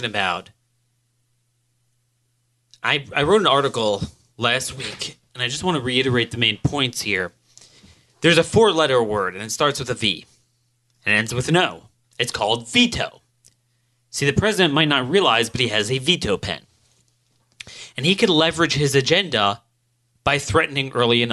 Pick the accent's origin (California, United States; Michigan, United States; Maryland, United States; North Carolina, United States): Maryland, United States; my home state of Maryland